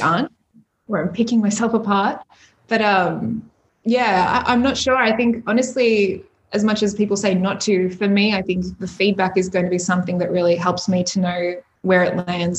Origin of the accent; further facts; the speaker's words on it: Melbourne, Victoria, Australia; I just got back to melbourne to my hometown where all my friends and family are